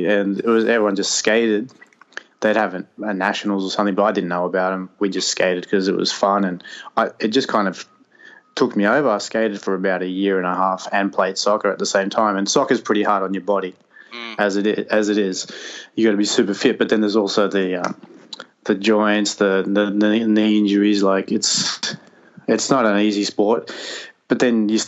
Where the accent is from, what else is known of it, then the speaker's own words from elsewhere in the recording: Madrid, Community of Madrid, Spain; I'm from Madrid. I was born in Madrid